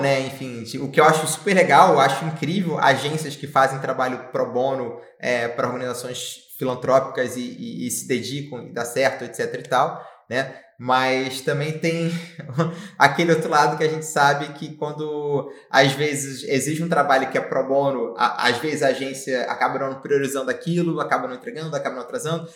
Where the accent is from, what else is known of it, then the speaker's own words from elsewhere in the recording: Rio de Janeiro, Brazil; moved away as an adult; now in Florianópolis, Brazil; venho do Rio de Janeiro, né? É, e morei boa parte da minha vida no Rio de Janeiro